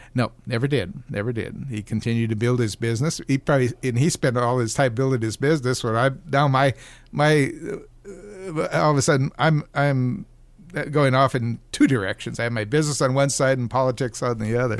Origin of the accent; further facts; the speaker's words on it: Oregon, United States; moved away as an adult; also born or lived in Southern California; now in Alaska, United States; I was born in Oregon, worked for the corporation in Oregon